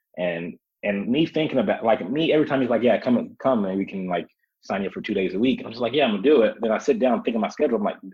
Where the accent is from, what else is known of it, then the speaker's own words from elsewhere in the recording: Memphis, Tennessee, United States; also born or lived in Kuwait; now in Denver, United States; growing up in the South, in Memphis, Tennessee